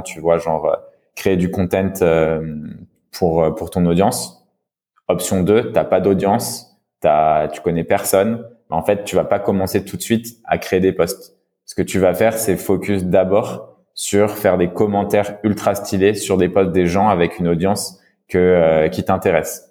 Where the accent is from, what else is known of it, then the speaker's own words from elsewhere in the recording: France; accent: French; mon accent français